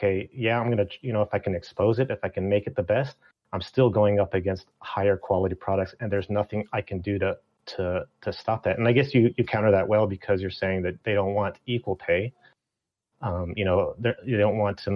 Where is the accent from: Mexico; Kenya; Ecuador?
Mexico; I'm from Mexico